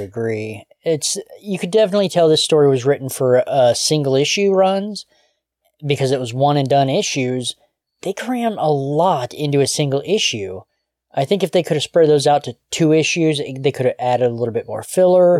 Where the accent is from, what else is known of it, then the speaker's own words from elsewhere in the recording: New Knoxville, Ohio, United States; now in St. Marys, United States; we grew up in New Knoxville